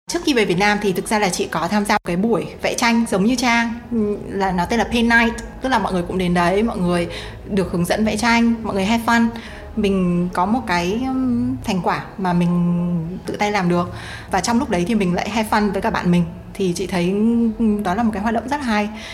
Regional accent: Hanoi, Vietnam; moved away as an adult; chị sinh ra và lớn lên ở Hà Nội cả 18 năm

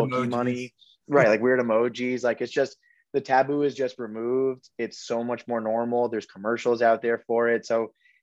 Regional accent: Southern Connecticut, United States; we are New York sports fans because we are from Southern Connecticut

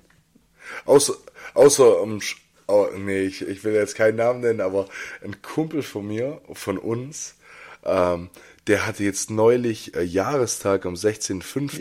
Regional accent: Jungingen, Baden-Württemberg, Germany; Als ich 14, 15 war, habe ich angefangen, bei uns in Jungingen ins Jugendzentrum zu gehen.

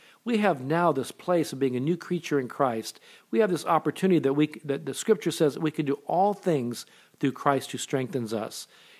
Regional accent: Japan; born there; I was born in Japan. My mother was Japanese. My dad was in the military at the time.

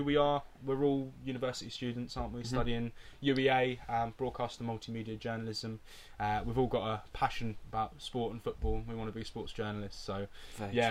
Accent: Cambridge, East of England, United Kingdom; I'm 23. I'm from Cambridge

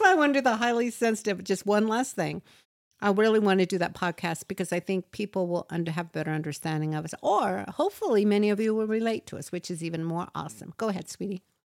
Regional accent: United States; first language English; we're American and we've only spoken English. Personally, I've spoken English and nothing else

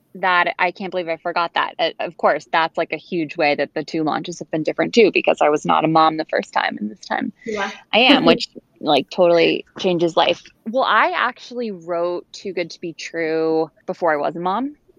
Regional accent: Bedford, New York, United States; moved away as an adult; also born or lived in Colorado; now in Connecticut, United States; I am originally from Bedford, New York, which is an hour outside New York City.

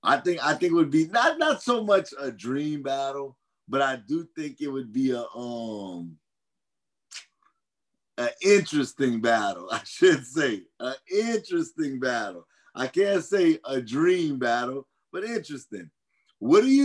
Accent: Louisiana, United States; I'm from Louisiana

